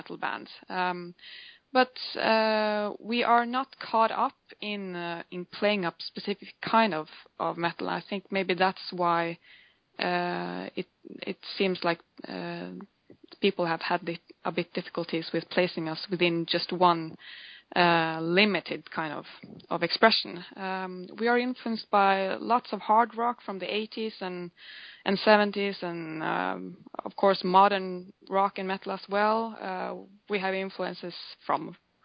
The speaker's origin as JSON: {"language": "English", "country": "Norway", "said": "we are from Norway. We live in the right in the middle of Norway"}